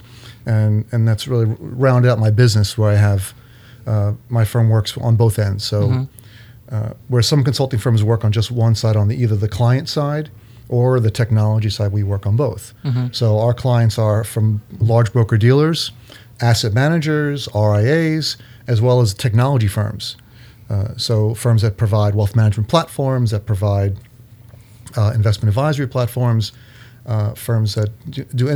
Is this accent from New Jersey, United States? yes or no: yes; near Philadelphia, New Jersey, United States; now in East Brunswick, United States; I grew up in New Jersey. Down by Philadelphia